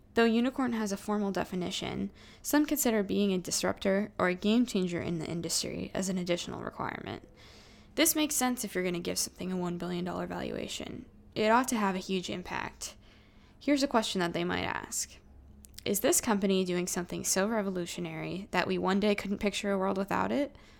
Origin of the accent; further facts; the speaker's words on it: Silicon Valley, California, United States; growing up in Silicon Valley